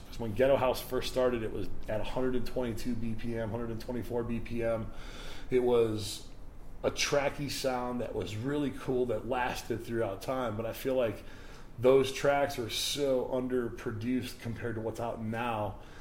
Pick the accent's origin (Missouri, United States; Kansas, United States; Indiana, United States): Indiana, United States; moved away; also born or lived in Chicago / Detroit; my hometown in Indiana